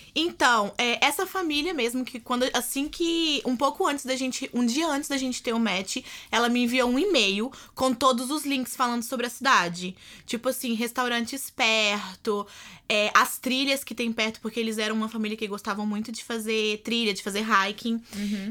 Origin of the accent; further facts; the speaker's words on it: Belo Horizonte, Minas Gerais, Brazil; moved away as an adult; also born or lived in California; now in Washington, United States; eu sou de Belo Horizonte, Minas Gerais.